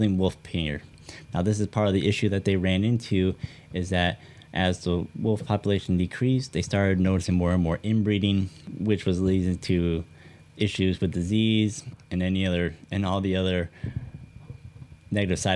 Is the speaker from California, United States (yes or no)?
no; Michigan, United States; back to my home state of Michigan